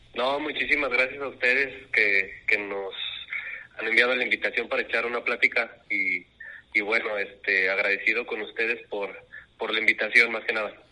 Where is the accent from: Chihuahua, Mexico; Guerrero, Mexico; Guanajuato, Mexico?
Guanajuato, Mexico; León; Soy de León, Guanajuato